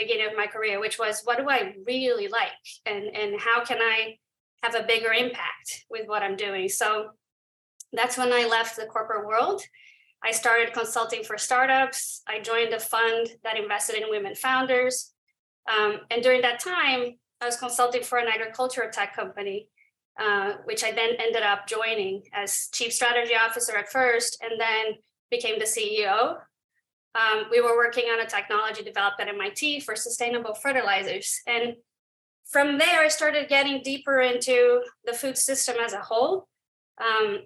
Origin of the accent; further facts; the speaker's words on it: Brazil; moved away as an adult; also born or lived in New York / Silicon Valley; I'm from Brazil.